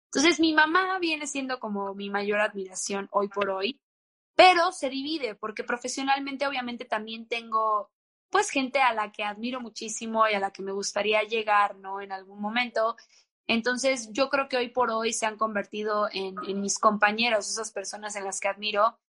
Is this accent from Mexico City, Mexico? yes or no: no; Guadalajara, Jalisco, Mexico; yo crecí en Guadalajara